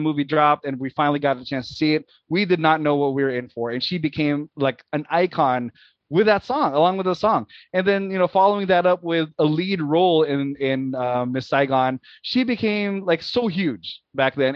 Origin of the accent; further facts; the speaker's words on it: Philippines; moved away; We we grew up in the Philippines, so growing up in the Philippines, uh, when you know as a as a young man